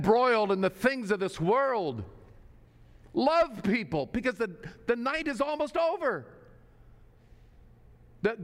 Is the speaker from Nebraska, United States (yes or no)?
yes; Nebraska, United States; moved away; I grew up in Nebraska, a little rural town in Nebraska